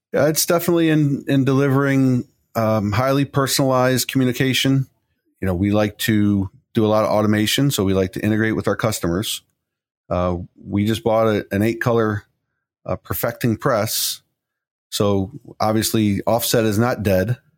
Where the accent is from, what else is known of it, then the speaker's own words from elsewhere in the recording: Chicago, Illinois, United States; moved away as an adult; now in Pittsburgh, United States; I come from Chicago, and there's a laundry list of employees that that have, I used to work